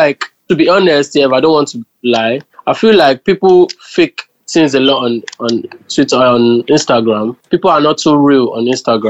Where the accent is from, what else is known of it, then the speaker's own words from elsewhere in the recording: Ondo, Nigeria; moved away; I'm from Ondo State.